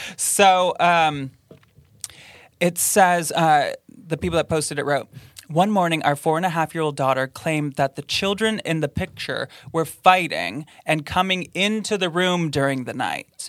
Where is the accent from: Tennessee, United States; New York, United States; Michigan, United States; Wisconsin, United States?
Michigan, United States; Grand Rapids; my hometown of Grand Rapids, Michigan